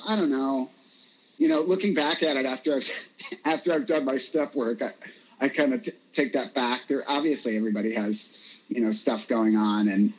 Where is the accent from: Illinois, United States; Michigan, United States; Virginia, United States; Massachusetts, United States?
Virginia, United States; now in Los Angeles, United States; Like, I moved to LA from Virginia, and it was like within a year